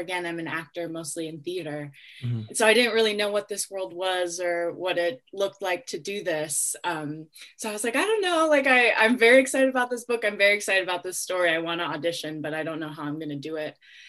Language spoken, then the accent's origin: English; Minneapolis, Minnesota, United States; father's Dakota from the Sistan-Wapton Dakota Reservation in South Dakota, and my mother's white. And I grew up in Minneapolis, Minnesota.